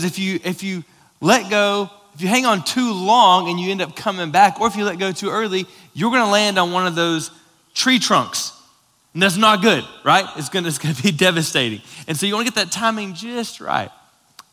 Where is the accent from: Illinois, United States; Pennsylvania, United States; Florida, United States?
Florida, United States; moved away; Lauren and I grew up both in Florida